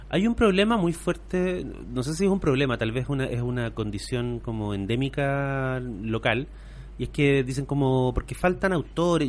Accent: Temuco, Araucanía, Chile; also born or lived in Puerto Saavedra; yo me fui de Temuco a un pueblo chico, que es Puerto Saavedra

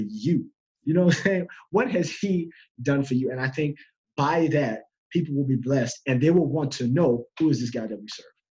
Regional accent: United States; I'm from America.

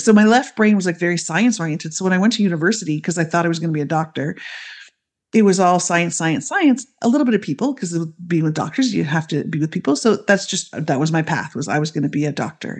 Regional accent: Canada; I grew up in Canada, I still live in Canada, so I'm, I'm the Canadian on the team.

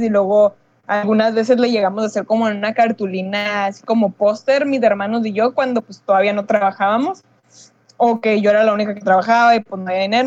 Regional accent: Mexico; somos mexicanos

